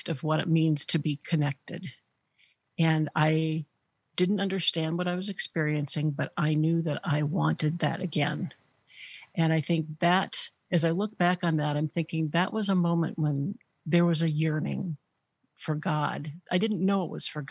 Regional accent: Northwestern Illinois, United States; moved away as an adult; also born or lived in Wisconsin; I actually grew up in Illinois, in Northwestern Illinois

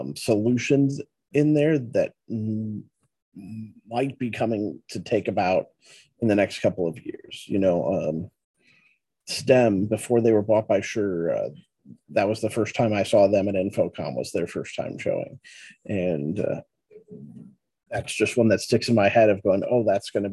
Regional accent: St. Louis, Missouri, United States; I'm from St. Louis

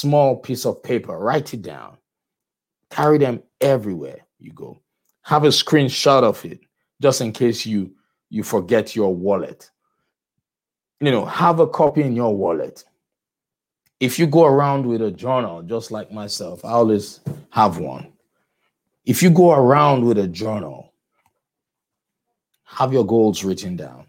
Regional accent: Nigeria; moved away; I grew up in Nigeria

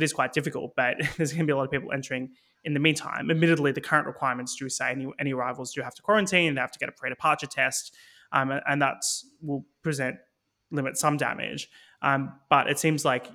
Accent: Victoria, Australia; moved away as an adult; now in United Kingdom; Victoria, my home state

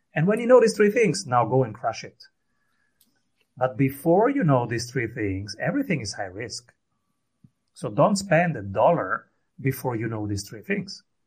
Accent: Rome, Lazio, Italy; I am from Rome

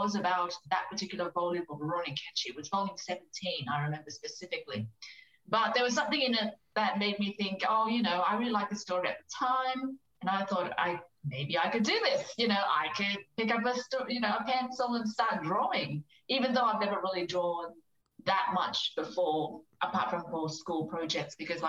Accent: Australia; also born or lived in Hong Kong; I was born in Hong Kong and came over to Australia when I was 6 years old

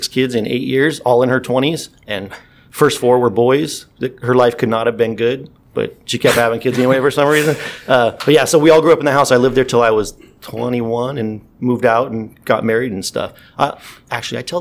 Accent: Lake Elsinore, California, United States; I grew up in Elsinore, like I said. So I graduated from Elsinore High School.

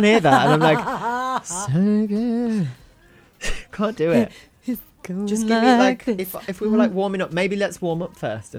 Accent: Wolverhampton, West Midlands, United Kingdom; accent: Wolverhampton; But we're both from Wolverhampton, so we have a similar timbre.

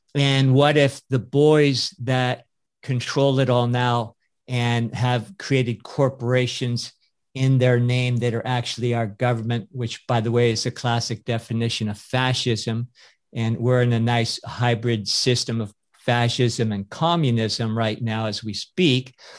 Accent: California, United States; I was born in the Republic of California, which makes me a citizen of California

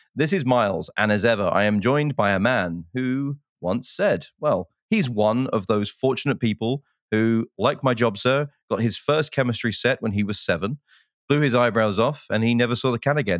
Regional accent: United Kingdom; now in United States; I'm British

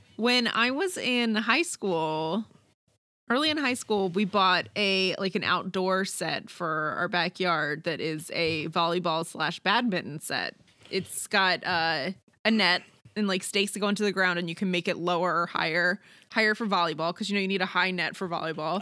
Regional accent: Maryland, United States; I grew up in Maryland where lacrosse is really big

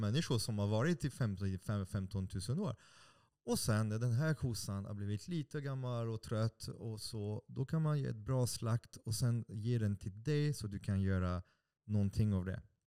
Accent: France; Swedish is a second language; now in Sweden; Jag, jag är fransman

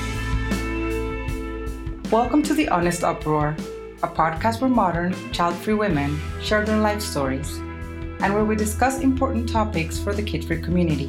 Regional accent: Colombia; was born in Colombia and I was raised here. I've been here most of my life

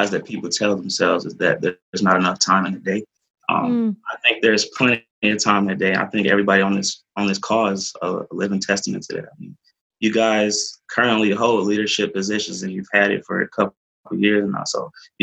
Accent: Detroit, Michigan, United States; I'm from Detroit, Michigan.

